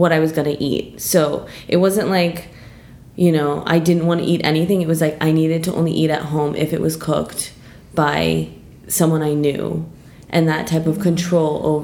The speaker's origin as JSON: {"language": "English", "town": "New York City", "region": "New York", "country": "United States", "tie": "born or raised there", "moved": "as an adult", "lives_now": "London, United Kingdom", "said": "I'm from New York."}